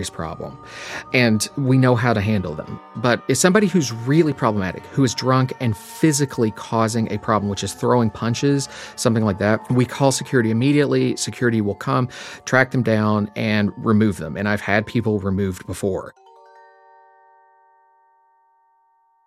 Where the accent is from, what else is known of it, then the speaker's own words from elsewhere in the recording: Appalachia, eastern Kentucky, United States; So I grew up in Appalachia in eastern Kentucky, right in the middle of coal country